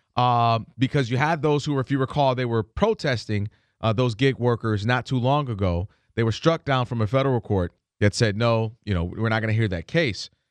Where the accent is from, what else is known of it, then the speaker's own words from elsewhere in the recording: Ann Arbor, Michigan, United States; moved away; I'm from, originally from Ann Arbor, Michigan